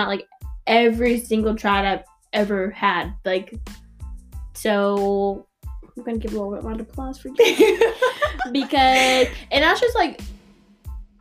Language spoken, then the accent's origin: English; Norman, Oklahoma, United States; also born or lived in Tulsa, Oklahoma; I was born in Tulsa but moved here I think I was 8 years old. I moved to Norman just because my dad got a new job